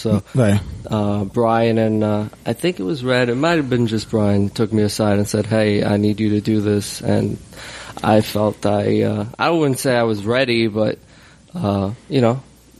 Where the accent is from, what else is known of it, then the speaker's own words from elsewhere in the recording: Queens, New York, United States; I'm from Queens.